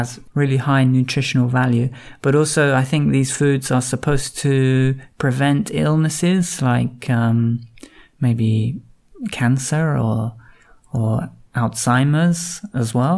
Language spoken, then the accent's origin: English; Cambridge, East of England, United Kingdom; I'm from Cambridge